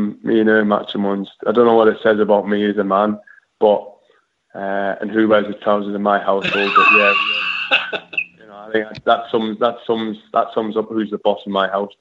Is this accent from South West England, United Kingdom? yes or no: no; Newcastle upon Tyne, North East England, United Kingdom; as a Geordie